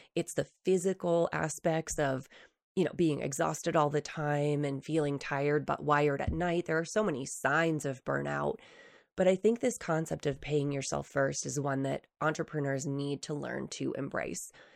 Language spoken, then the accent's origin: English; New Hampshire, United States; moved away as an adult; now in Utah, United States; when I first moved to Utah from New Hampshire, so I grew up in the East Coast